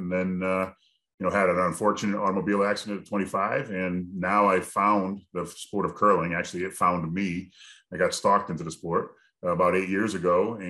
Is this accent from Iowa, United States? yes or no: no; Connecticut, United States; I'm from Connecticut, about 2.5 hours away.